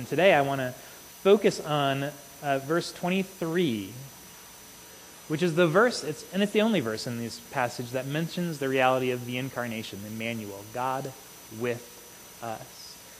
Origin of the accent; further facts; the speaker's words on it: United States; for us as American Christians